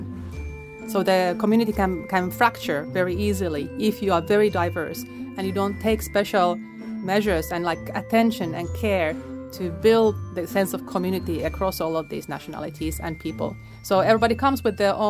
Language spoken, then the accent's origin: English; Finland; now in Okinawa, Japan; born in Finland, grew up in Finland. I'm half Polish though